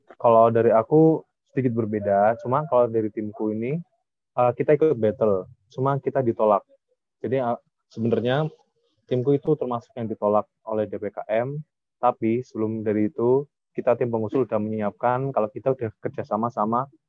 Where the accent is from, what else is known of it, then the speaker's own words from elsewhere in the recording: Java, Indonesia; kita dari Jawa